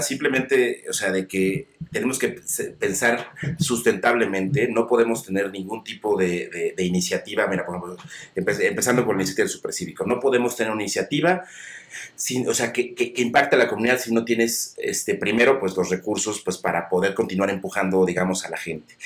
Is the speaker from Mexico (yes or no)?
yes; Mexico; nosotros como, como mexicanos, como latinos